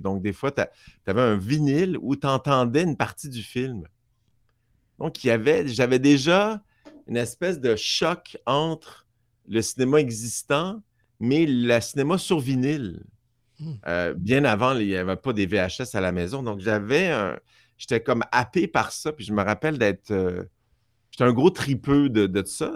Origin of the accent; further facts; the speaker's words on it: Montreal, Quebec, Canada; J'ai grandi à Outremont, Montréal.